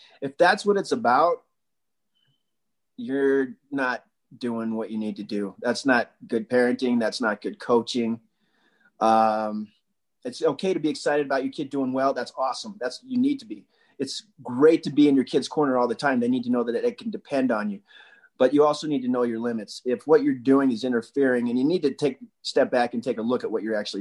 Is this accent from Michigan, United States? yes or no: no; Wasatch, Utah, United States; we had a community we grew up in Wasatch